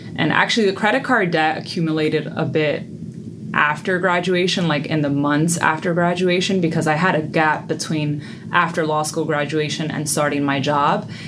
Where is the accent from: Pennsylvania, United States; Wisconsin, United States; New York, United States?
New York, United States; New York City; I was born and raised in the Bronx, New York